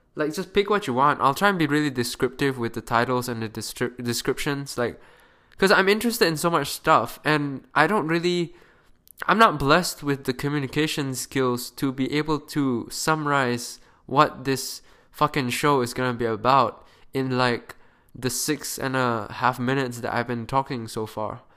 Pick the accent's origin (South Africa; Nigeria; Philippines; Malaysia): Malaysia; moved away as an adult; now in Canada; I am a Malaysian kid currently studying in Canada.